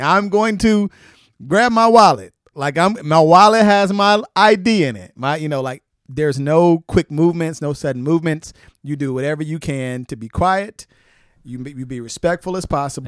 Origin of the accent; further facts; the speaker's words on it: Wilson, North Carolina, United States; moved away as an adult; now in Atlanta, United States; I grew up in Wilson, and my neighborhood was a majority black neighborhood